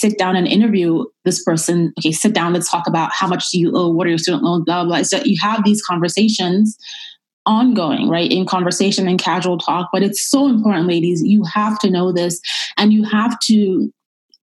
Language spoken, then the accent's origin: English; Nigeria; moved away; I'm originally from Nigeria